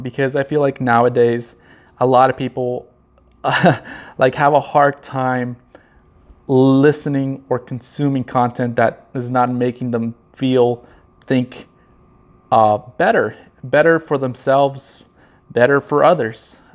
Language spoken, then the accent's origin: English; Norwalk, California, United States; I was born in Norwalk, California.